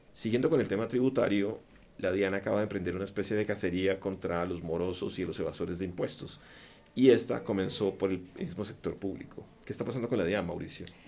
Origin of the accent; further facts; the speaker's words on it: Colombia; los colombianos eh, somos o estamos entre los más felices del mundo